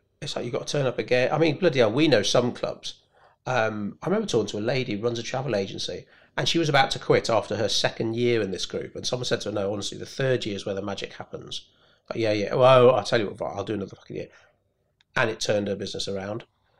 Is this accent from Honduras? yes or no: no; United Kingdom; And it's maybe being British. Like for my mum, the thought of following someone up, well, if they were interested, they would have got in touch.